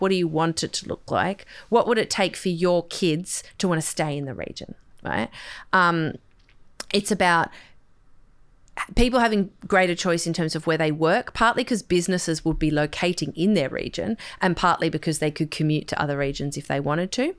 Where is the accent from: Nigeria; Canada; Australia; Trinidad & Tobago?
Australia; Sydney, New South Wales; I grew up on the North Shore